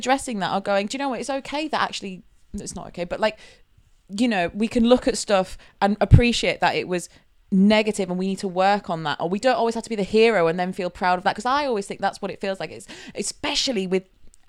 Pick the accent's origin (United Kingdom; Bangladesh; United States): United Kingdom; Yorkshire and the Humber; I'm not proud to be British, but I am proud to be from Yorkshire